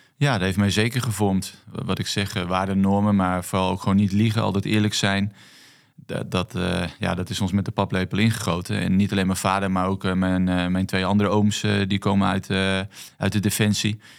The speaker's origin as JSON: {"language": "Dutch", "country": "Netherlands", "tie": "born or raised there", "also_born_or_lived": "Netherlands Antilles", "said": "Ik ben natuurlijk gewoon opgegroeid in Nederland. En voor mij is Nederland thuis"}